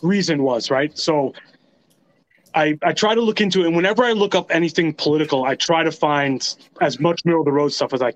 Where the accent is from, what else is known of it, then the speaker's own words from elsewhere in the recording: New York, United States; as a New Yorker